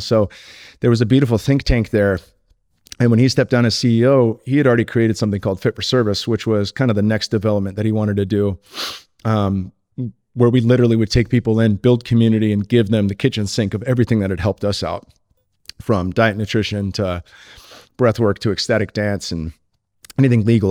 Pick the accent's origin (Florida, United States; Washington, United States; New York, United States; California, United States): California, United States; Silicon Valley; I grew up in the Silicon Valley